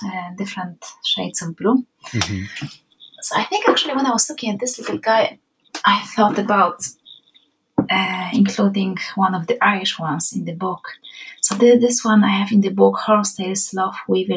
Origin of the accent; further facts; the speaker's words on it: Poland; accent: Polish; first language Polish; English is a second language; now in Ireland; we are Polish